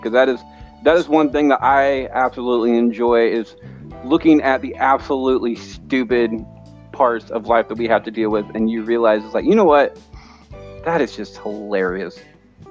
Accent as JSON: {"language": "English", "region": "Iowa", "country": "United States", "said": "I'm from Iowa."}